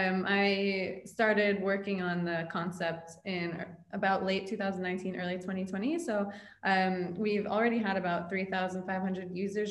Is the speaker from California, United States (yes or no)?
no; New York, United States; moved away as an adult; now in Dubai, United Arab Emirates; I was born and raised in New York